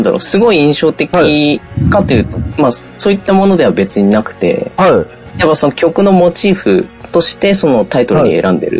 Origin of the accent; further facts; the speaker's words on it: Indonesia; now in Japan; その僕はその、1995年、あの、育った国っていうのが、実はあの、帰国子女で僕、インドネシアって国で育っていまして